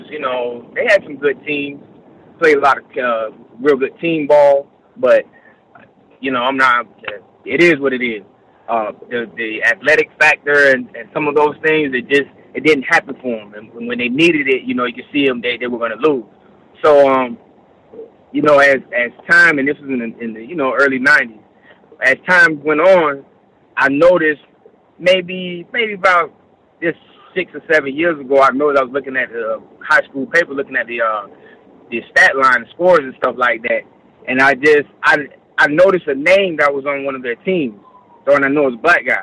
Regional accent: Cooper City, Florida, United States; originally from Broward County area

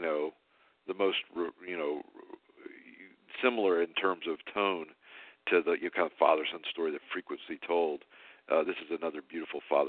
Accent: Alabama, United States; I'm from Alabama

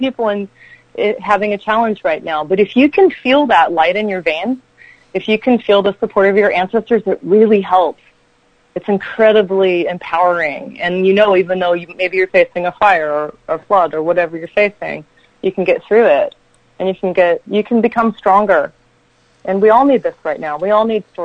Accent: Virginia, United States; now in Central Coast, California, United States; I grew up in Virginia

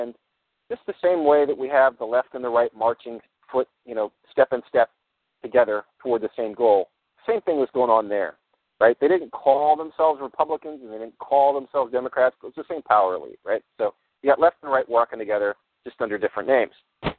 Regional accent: United States; No, I'm not any part of Stafford, Ontario. I'm actually an American.

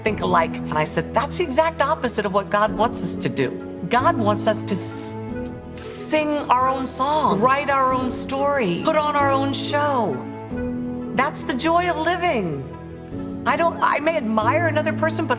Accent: Maryland, United States; also born or lived in Paris, France; I grew up in Maryland.

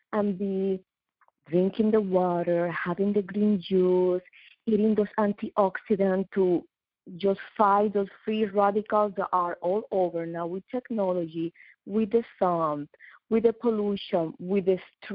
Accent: Puerto Rico; also born or lived in New York / Dubai; now in South Florida, United States; I am from Puerto Rico, but I've been living in New York.

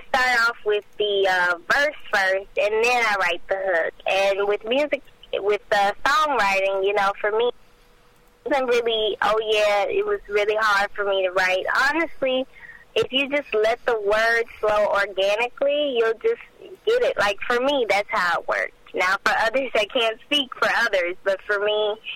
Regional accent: Port Arthur, Texas, United States; I'm 18 years old, and I'm from Port Arthur, Texas

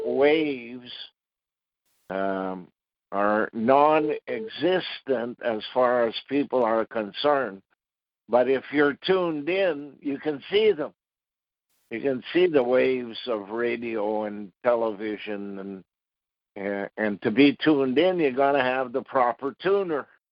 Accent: Ottawa, Ontario, Canada; When I was 16 years old, I was graduating from Ottawa Technical High School

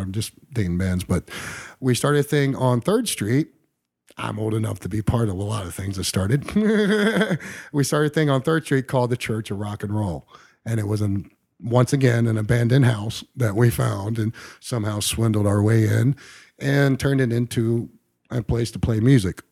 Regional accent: Englewood, Ohio, United States; also born or lived in Las Vegas, Nevada; pretty much grew up around here in Ohio, uh, Dayton area, Inglewood

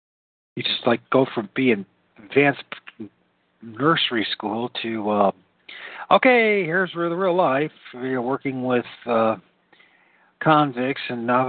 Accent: Great Lakes, Midwest, United States; also born or lived in California / Louisville / London, England; I'm a Midwesterner, you know. I'm a Great Lakes, very reserved individual, a homebody.

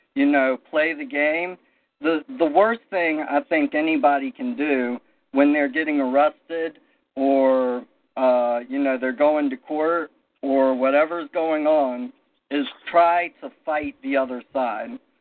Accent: South Carolina, United States; I grew up in in South Carolina

